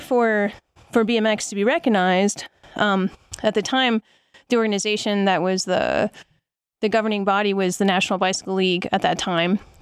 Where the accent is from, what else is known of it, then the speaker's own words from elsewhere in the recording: Lehigh Valley, Pennsylvania, United States; moved away as an adult; now in Colorado, United States; I grew up in the Lehigh Valley of Pennsylvania, which is in eastern Pennsylvania, um, about an hour and a half north of Philadelphia.